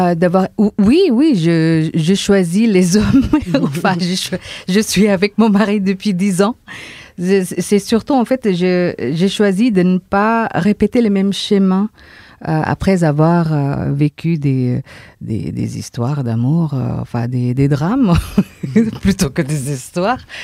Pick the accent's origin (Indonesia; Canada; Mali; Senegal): Indonesia; now in France; chez nous, en Indonésie